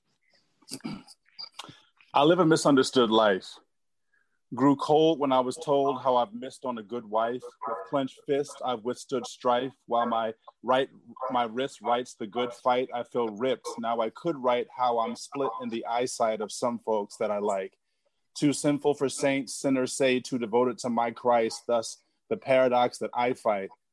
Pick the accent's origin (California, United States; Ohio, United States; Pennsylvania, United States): Pennsylvania, United States; Philadelphia; now in Suitland, United States; I live in Suitland, Maryland, but I grew up in in Philadelphia